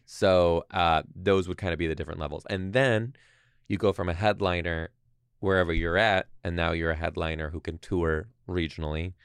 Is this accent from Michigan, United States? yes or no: yes; Detroit, Michigan, United States; now in Seattle, United States; I'm from Detroit.